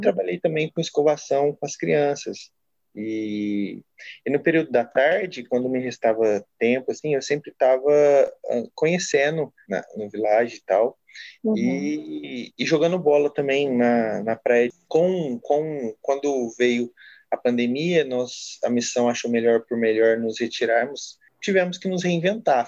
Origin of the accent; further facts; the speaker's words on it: Franca, São Paulo, Brazil; eu sou natural de Franca, interior de São Paulo, Nordeste Paulista